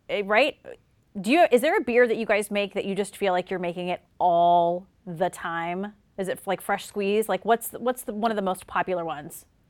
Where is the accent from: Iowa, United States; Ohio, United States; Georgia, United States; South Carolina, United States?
South Carolina, United States; moved away; I'm from South Carolina. And so when I go home to visit